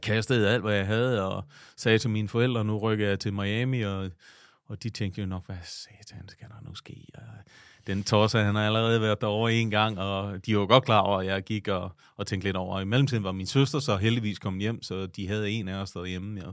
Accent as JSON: {"language": "Danish", "town": "Vejle", "region": "Southern Denmark", "country": "Denmark", "tie": "born or raised there", "also_born_or_lived": "New York / Italy", "moved": "as an adult", "said": "jeg er født og opvokset lige uden for Vejle"}